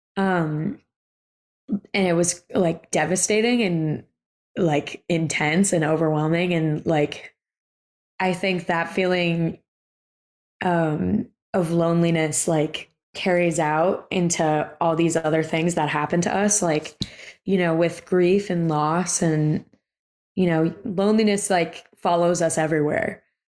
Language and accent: English; New York City, New York, United States; I grew up in Brooklyn